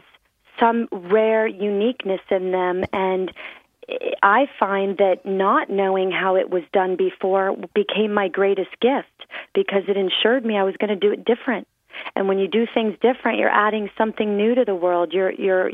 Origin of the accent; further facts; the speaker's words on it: Clearwater, Florida, United States; I grew up on Clearwater Beach, Florida.